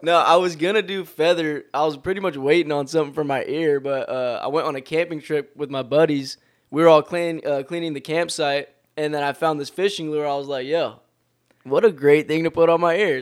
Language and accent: English; Long Beach, California, United States; also born or lived in Torrance; we were all born in Torrance, but we were all raised in Long Beach.